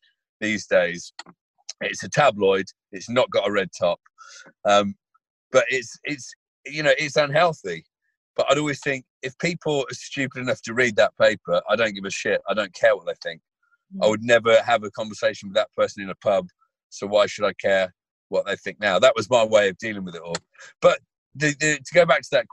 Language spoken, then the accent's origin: English; England, United Kingdom; I love being English